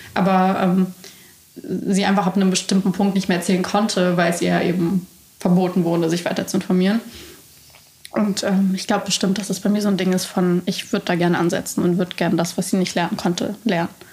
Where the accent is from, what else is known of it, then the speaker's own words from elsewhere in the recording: Baden-Württemberg, Germany; also born or lived in Bucharest, Romania; ich bin ja eigentlich in Bukarest geboren und habe da ein paar Jahre gelebt. Und dann wurde ich in so ein absolutes Dorf gesteckt nach Baden-Württemberg